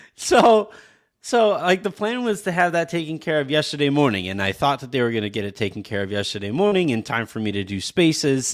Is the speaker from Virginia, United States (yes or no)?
no; California, United States; moved away as an adult; now in Texas, United States; I'm from California